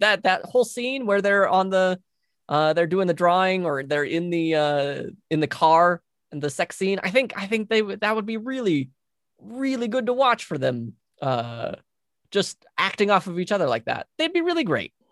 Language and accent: English; Utah, United States; also born or lived in California; Utah's where I've lived for most of my life